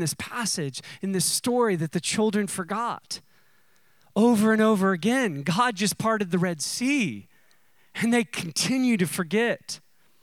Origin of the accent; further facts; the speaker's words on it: United States; I'm an American